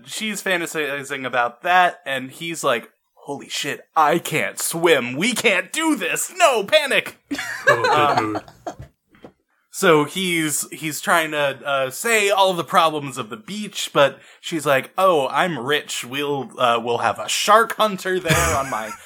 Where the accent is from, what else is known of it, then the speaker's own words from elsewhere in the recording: United States; I, as an American